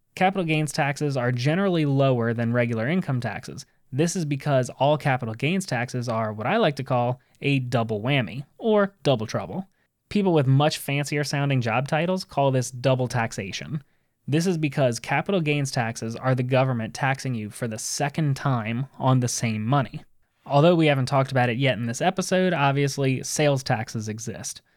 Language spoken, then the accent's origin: English; United States; we as American citizens